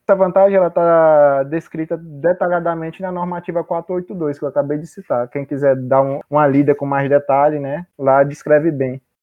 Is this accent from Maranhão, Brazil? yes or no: yes; Maranhão, Brazil; moved away as an adult; now in Cuiabá, Brazil; Sou maranhense e eu vim para Cuiabá pra, especificamente para fazer o curso de engenharia elétrica.